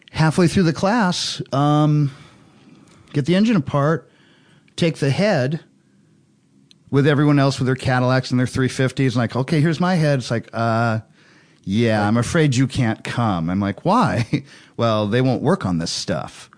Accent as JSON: {"language": "English", "region": "Hawaii", "country": "United States", "tie": "born or raised there", "said": "growing up in Hawaii"}